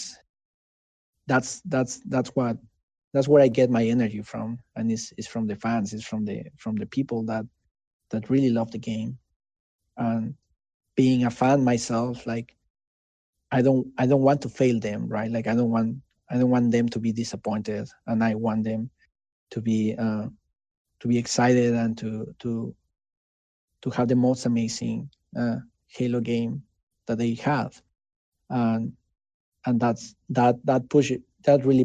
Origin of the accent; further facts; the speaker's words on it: Mexico; English is a second language; moved away as an adult; now in United States; I didn't used to speak in English back in Mexico, right? And I learned English